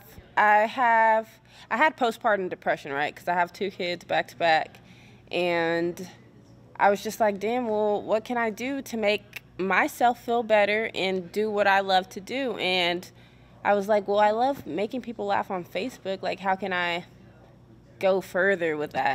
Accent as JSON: {"language": "English", "town": "Fort Worth", "region": "Texas", "country": "United States", "said": "I'm from Fort Worth, Texas, right here in Texas"}